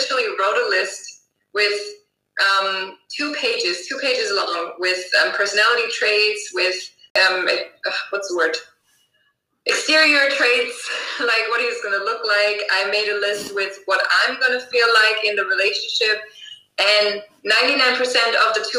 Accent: Germany; moved away as an adult; also born or lived in Los Angeles, United States; now in Cape Town, South Africa; originally from Germany. I was born and raised there. Then I went to LA when I was 19

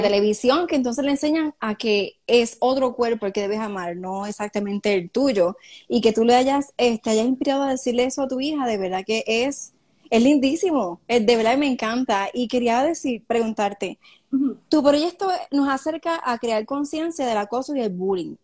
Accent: Cidra, Puerto Rico; mi pueblo natal, el pueblo de Sidra, Puerto Rico.

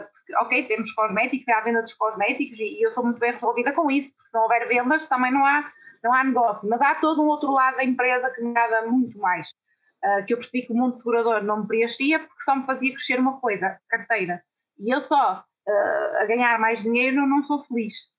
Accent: Guimarães, Norte, Portugal; eu não tinha aquela vontade de sair da minha terrinha sempre fui muito agarrada aos meus pais à minha cidade e para Uh, poder trabalhar na minha área, obrigatoriamente eu tinha que sair de Guimarães.

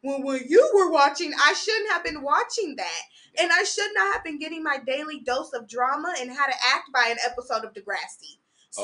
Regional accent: Sacramento, California, United States; moved away as an adult; now in Los Angeles, United States; I'm a Sacramento baby

